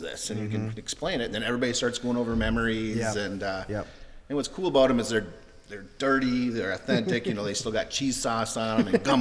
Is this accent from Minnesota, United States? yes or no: yes; Minnesota, United States; moved away as an adult; also born or lived in Ohio; I grew up in Minnesota